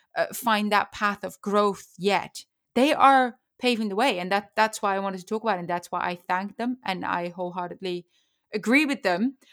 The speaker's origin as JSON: {"language": "English", "country": "Netherlands", "moved": "yes", "lives_now": "United States", "said": "I live in the United States because of horse racing. I'm from the Netherlands."}